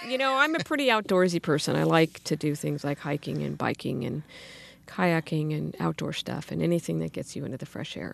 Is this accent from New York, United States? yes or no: no; Sacramento, California, United States; in Sacramento. I grew up in the Arden area went to local schools